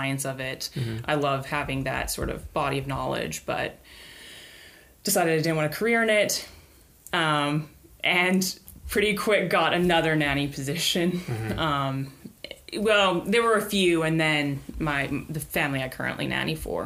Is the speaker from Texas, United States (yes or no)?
yes; Carrollton, Texas, United States; I grew up in Carrollton, Texas, and I was homeschooled for my entire K through 12 education